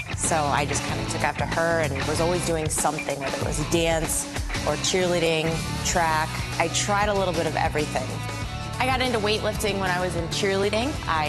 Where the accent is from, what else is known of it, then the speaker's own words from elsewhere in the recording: Sarasota, Florida, United States; I'm from Sarasota, Florida.